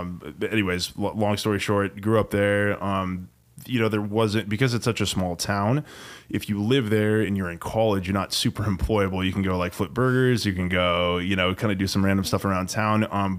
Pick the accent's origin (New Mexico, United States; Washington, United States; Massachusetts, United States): Washington, United States; Leavenworth; moved away as an adult; also born or lived in Wenatchee; now in Seattle, United States; although I have a 509 area code, I was born and raised in Leavenworth. My mom is like fifth generation there, I think, in the 1890s or something like that.